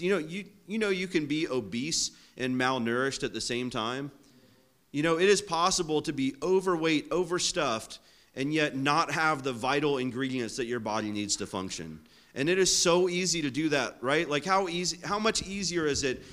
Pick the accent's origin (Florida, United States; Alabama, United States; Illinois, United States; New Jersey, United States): Florida, United States; I'm from Florida